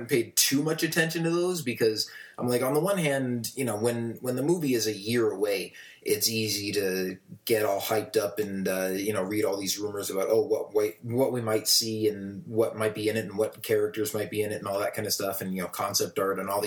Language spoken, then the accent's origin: English; Tucson, Arizona, United States; my hometown in Tucson, Arizona